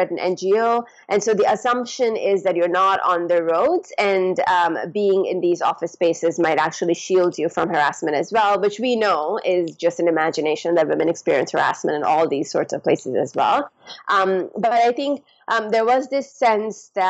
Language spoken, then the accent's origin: English; Pakistan; moved away; I'm from Pakistan. And so I went back to the community where I grew up